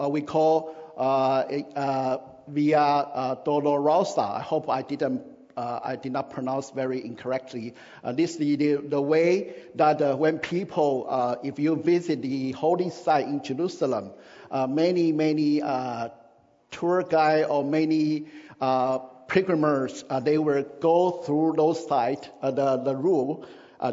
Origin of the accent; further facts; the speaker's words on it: Taiwan; moved away; in my country, where I grew up in Taiwan